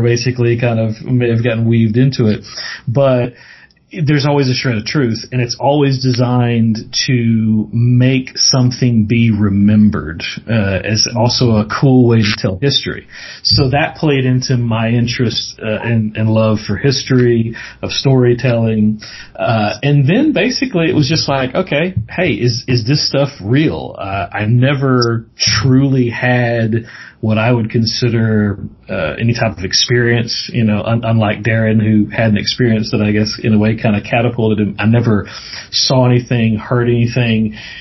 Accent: Mississippi, United States; I'm from the South so uh, grew up in Mississippi born and raised there

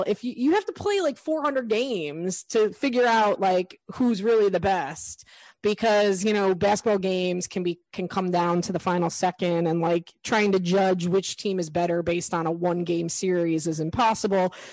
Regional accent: United States; as an American

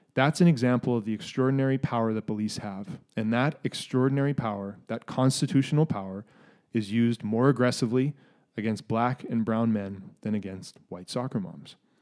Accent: Canada; also born or lived in Minneapolis, United States; growing up in Canada and having lived in the States

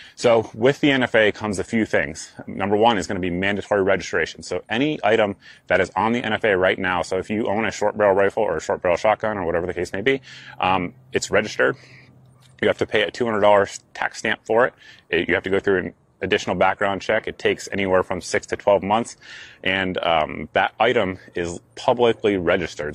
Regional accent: New England, United States; I'm from New England

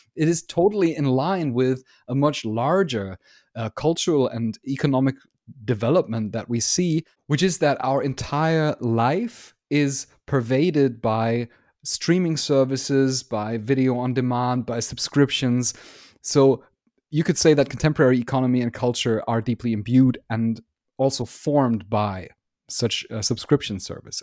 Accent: Germany; I'm from Germany

